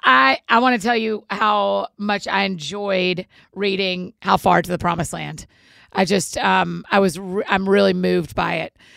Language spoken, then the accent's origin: English; Marietta, Georgia, United States; accent: Southern; moved away as an adult; also born or lived in Edinburgh, Scotland; now in Nashville, United States; Atlanta. I'm Marietta